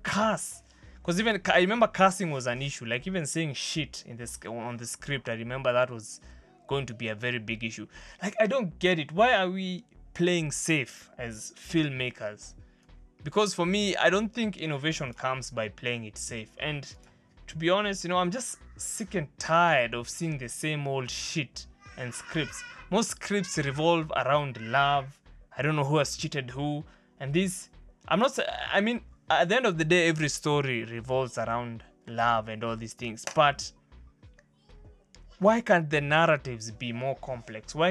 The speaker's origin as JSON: {"language": "English", "country": "Kenya", "said": "we as Kenyan filmmakers"}